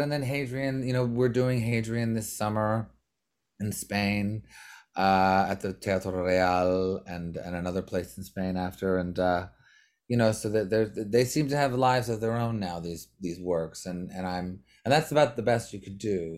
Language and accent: English; Montreal, Quebec, Canada; we're all from Montreal